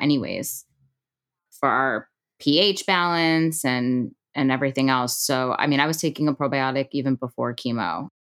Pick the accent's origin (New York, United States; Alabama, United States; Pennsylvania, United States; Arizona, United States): New York, United States; Long Island; I grew up on Long Island